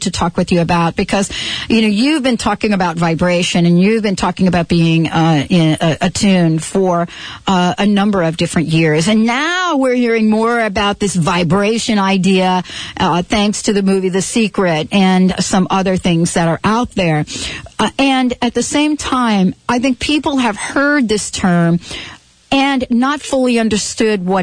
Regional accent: New York, United States; now in Seattle, United States; I'm from New York

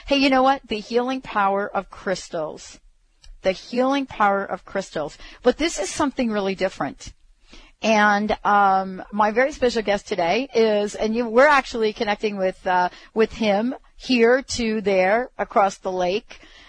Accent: the South, Southern United States, United States; accent: southern; I'll give you my southern accent here in a minute

